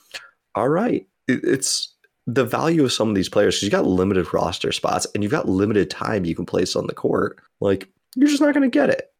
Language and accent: English; United States; as an American